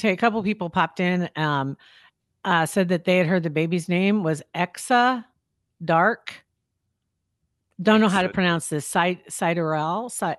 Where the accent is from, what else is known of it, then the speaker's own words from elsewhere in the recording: Ashland, Nebraska, United States; Ashland. Nebraska.